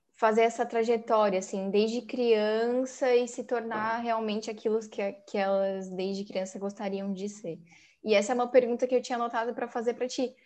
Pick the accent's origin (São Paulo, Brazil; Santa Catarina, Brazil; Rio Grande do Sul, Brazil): Santa Catarina, Brazil; a gente é de Santa Catarina